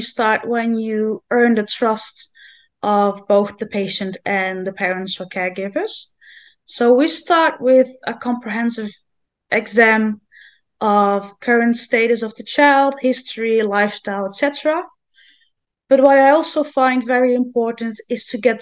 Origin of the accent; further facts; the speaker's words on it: Netherlands; I'm from the Netherlands.